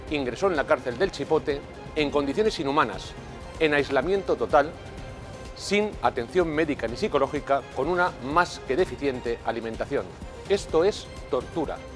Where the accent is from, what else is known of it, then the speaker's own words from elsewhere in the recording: Spain; soy diputado español en el Parlamento Europeo.